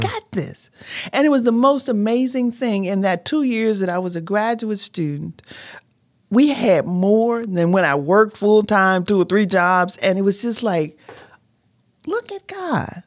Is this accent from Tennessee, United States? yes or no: yes; Haywood County, Tennessee, United States; growing up in Haywood County